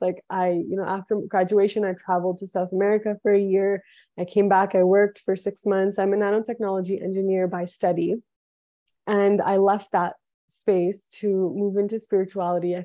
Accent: Toronto, Ontario, Canada; moved away as an adult; also born or lived in Quebec / Boone; So I was born in Toronto, Canada. My family is from India.

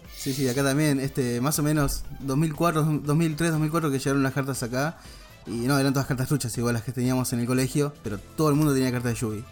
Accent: La Plata, Buenos Aires Province, Argentina; Nosotros somos de La Plata

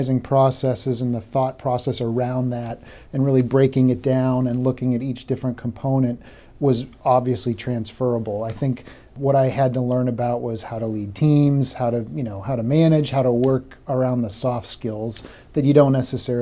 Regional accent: Boston, Massachusetts, United States; I grew up in the Massachusetts Boston area

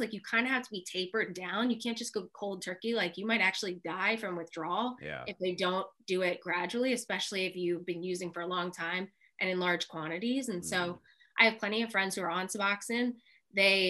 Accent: Philadelphia, Pennsylvania, United States; I grew up in Philadelphia

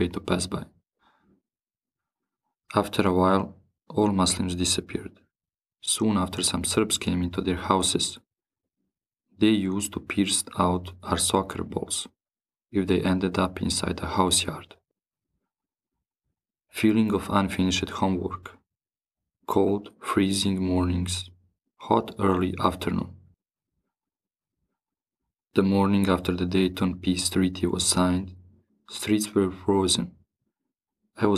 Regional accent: Bosnia & Herzegovina; also born or lived in Paris, France; now in Brussels, Belgium; I grew up in Bosnia and Herzegovina and live and work in Brussels now

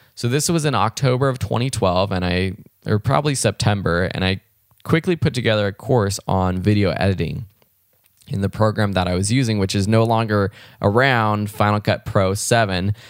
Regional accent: Los Angeles, California, United States; I grew up in Los Angeles, California, out in the L A County area, and had a really great childhood

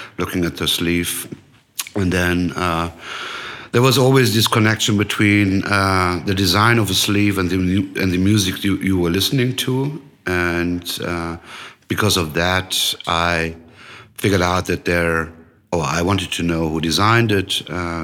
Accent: Frankfurt area, Hesse, Germany; moved away as an adult; also born or lived in Hanau; now in Berlin, Germany; I was born in Hanau. That's a small city next to Frankfurt. But I grew up in a smaller village where my father built a house. So I grew up most of the time, or I lived most of the time in my life in Frankfurt.

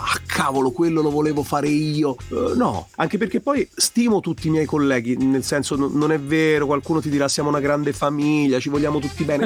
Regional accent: Tuscany, Italy; in Toscana, io sono toscano.

